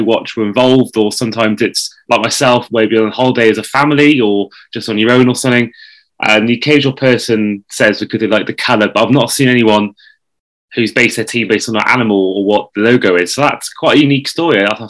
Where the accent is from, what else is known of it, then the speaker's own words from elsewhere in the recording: Wales, United Kingdom; me being Welsh